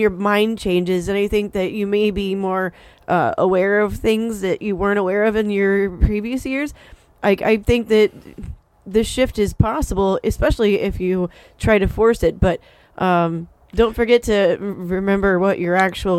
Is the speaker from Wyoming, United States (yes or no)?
no; Titusville, Florida, United States; moved away as an adult; now in Orlando, United States; I'm from Titusville.